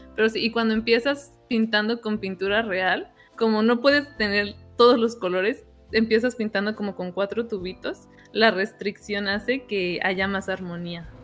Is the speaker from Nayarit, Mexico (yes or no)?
no; Uruapan, Michoacán, Mexico; now in Los Angeles, United States; Yo soy de Urbapan, Michoacán, uh. con mucho orgullo, y ahorita vivo en Los Ángeles